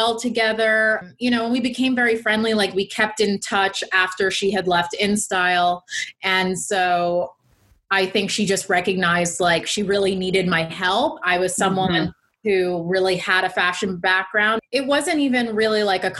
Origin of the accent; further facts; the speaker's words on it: United States; I grew up near New York City